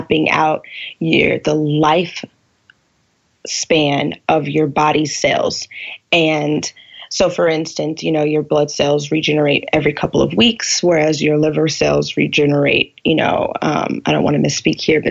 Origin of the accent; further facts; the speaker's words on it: California, United States; now in Seattle, United States; I'm originally from California